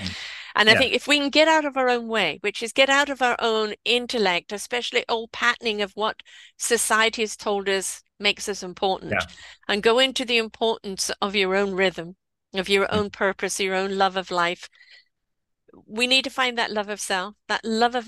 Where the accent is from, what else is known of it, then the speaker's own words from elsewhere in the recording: England, United Kingdom; I am English.